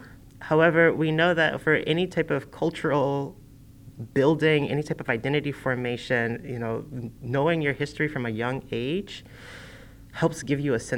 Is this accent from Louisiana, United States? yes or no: yes; Louisiana, United States; moved away as an adult; Growing up as a queer child, I did not believe that I belonged in the South. And the first thing that I did when I grew up as an adult was leave the South. And doing that made me realize how Southern I am